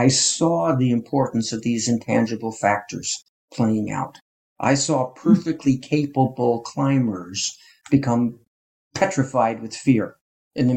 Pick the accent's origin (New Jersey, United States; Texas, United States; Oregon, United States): New Jersey, United States; northern; I grew up in northern New Jersey in a suburb